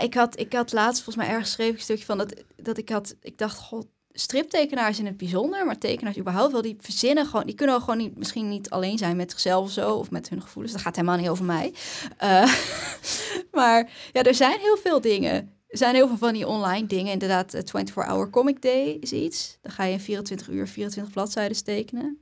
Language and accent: Dutch; Haren, Groningen, Netherlands; ik kom uit Haren.